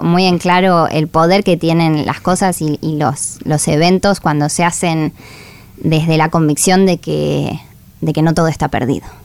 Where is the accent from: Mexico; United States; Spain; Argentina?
Argentina; La Plata, Buenos Aires Province; nací en La Plata em, y crecí envuelta en todo eso